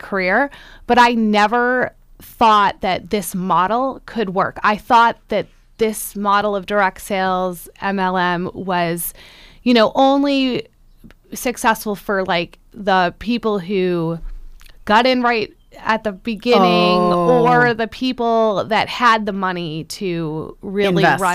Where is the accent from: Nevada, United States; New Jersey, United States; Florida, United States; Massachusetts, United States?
Massachusetts, United States; Centerville; moved away; I grew up in Centerville, which is in the town of Barnstable, so right in the middle of the Cape